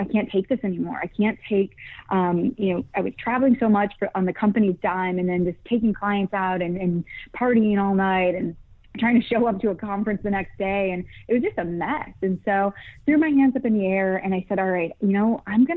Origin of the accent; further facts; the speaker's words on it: Michigan, United States; moved away as an adult; now in California, United States; originally Michigan, Midwest raised